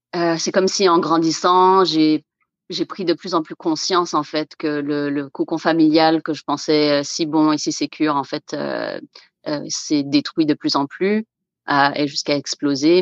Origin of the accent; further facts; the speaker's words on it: Guadeloupe; moved away as an adult; now in Canada; moi, je viens de la Guadeloupe, des Antilles